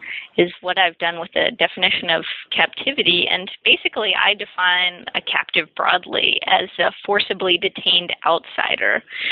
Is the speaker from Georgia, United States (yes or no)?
yes; Macon, Georgia, United States; I grew up in Macon, Georgia, which is it's right in central Georgia